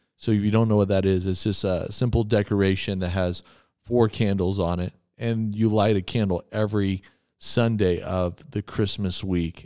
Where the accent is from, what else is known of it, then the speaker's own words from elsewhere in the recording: Texas, United States; when I was growing up in Texas